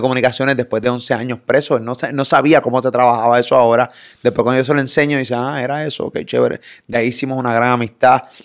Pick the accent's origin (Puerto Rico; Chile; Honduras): Puerto Rico; Carolina; Yo soy de Carolina